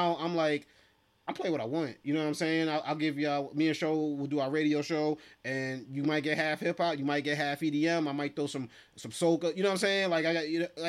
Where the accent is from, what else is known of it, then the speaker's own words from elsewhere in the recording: New York City, New York, United States; I'm from East Flatbush, Brooklyn.